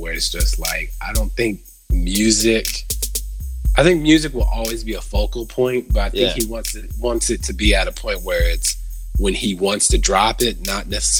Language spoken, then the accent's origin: English; United States; As an American